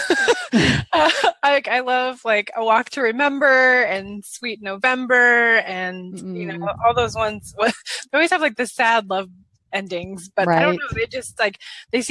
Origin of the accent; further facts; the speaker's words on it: Seattle, Washington, United States; I grew up in Seattle, Washington. So born and raised in Seattle.